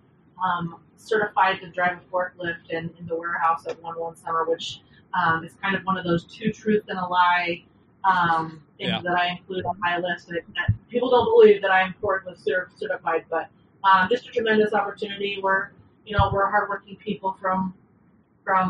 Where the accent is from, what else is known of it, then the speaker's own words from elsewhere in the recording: Elko, Nevada, United States; moved away as an adult; also born or lived in Colorado Springs / Seattle / Boise; now in Dallas, United States; Was born and raised in a small town on Interstate 80 called Elko, Nevada, about halfway between Reno and Salt Lake City